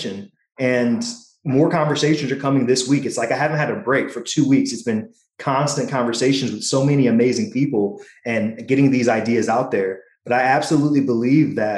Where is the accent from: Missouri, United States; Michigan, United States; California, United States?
Missouri, United States; I am from Missouri